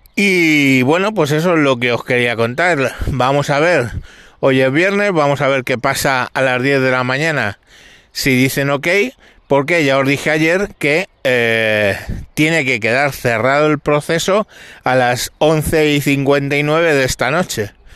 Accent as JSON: {"language": "Spanish", "town": "Galapagar", "region": "Community of Madrid", "country": "Spain"}